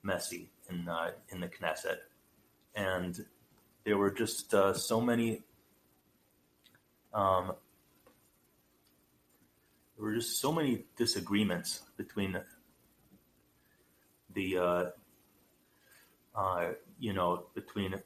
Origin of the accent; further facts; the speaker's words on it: United States; being an American, that sounds a little bit familiar, because here in America